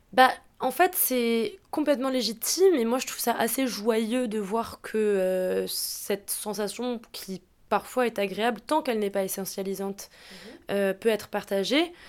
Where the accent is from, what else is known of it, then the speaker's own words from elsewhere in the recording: Alsace, Grand Est, France; je suis alsacienne